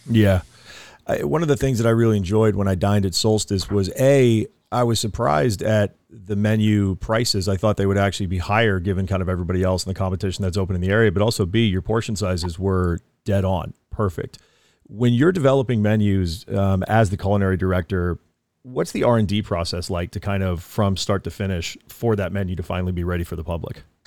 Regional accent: East Coast, United States; now in California, United States; I'm from the East Coast.

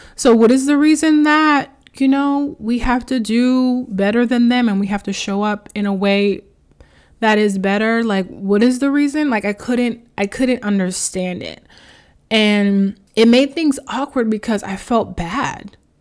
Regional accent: New York City, New York, United States; I grew up in Queens, New York.

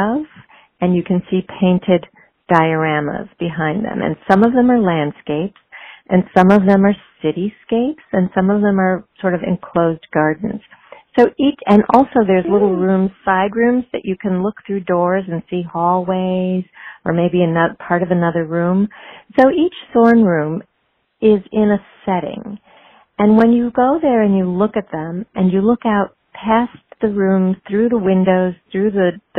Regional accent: Chicago, Illinois, United States; now in Philadelphia, United States; I grew up in Chicago

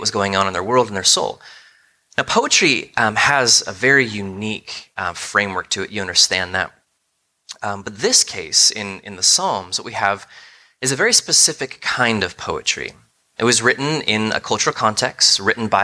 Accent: United States; as American thinkers

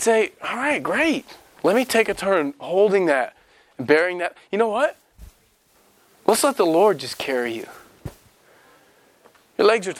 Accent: Raytown, Missouri, United States; I grew up in Raytown

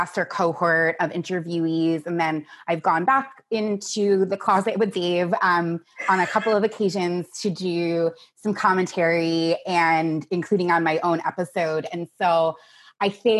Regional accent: United States; now in Seattle, United States; I lived in Seattle for about 2.5 years. I grew up on the East Coast outside of New York

